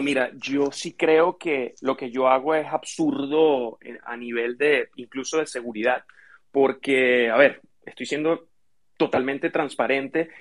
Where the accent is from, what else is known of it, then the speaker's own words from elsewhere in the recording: Venezuela; moved away as an adult; now in United States; yo soy originalmente de Venezuela, vivo hace cinco años en Estados Unidos